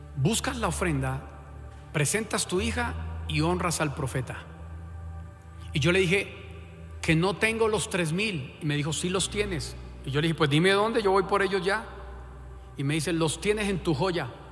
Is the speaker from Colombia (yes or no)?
yes; Colombia; como buen colombiano